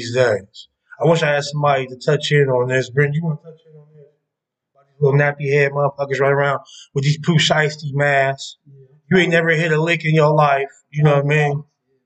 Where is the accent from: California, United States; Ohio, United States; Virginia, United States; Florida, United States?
Ohio, United States; Columbus; I'm from Columbus East Side